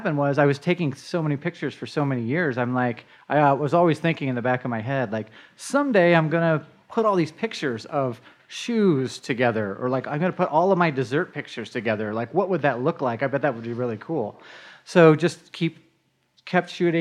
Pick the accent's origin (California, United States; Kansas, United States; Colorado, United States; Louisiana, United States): Colorado, United States; Denver; I'm a Denver native. I was born right on Colorado Boulevard. And grew up in Denver. I've never moved out of state